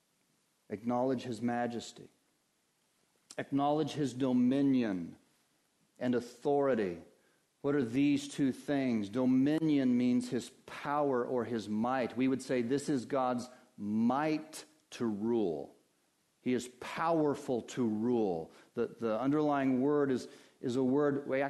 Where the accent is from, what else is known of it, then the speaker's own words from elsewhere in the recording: Colorado, United States; moved away; I grew up in Colorado